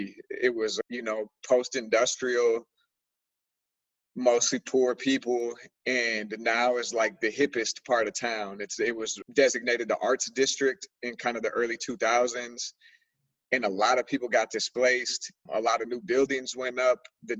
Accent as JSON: {"language": "English", "town": "Minneapolis", "region": "Minnesota", "country": "United States", "said": "I'm from Minneapolis, Minnesota. Specifically, I'm from Northeast Minneapolis."}